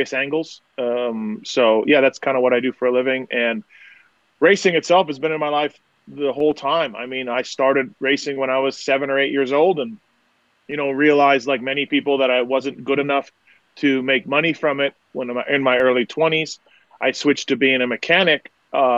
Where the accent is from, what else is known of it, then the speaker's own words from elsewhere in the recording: Manitoba, Canada; I'm from Canada. Grew up there, right in Manitoba, which is in the center of Canada